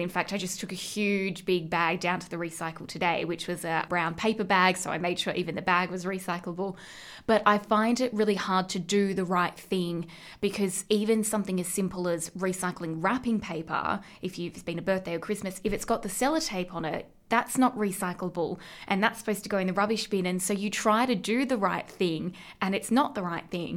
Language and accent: English; Central West, New South Wales, Australia; moved away; where I grew up in the Central West